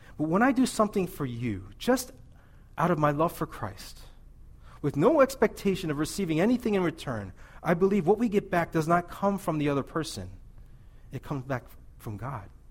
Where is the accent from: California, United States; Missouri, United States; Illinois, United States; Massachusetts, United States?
Missouri, United States; I'm from Missouri